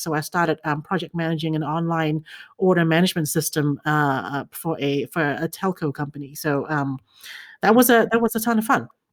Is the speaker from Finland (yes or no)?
no; Fiji; moved away as an adult; also born or lived in China / New Zealand; I was born in China, grew up in Fiji.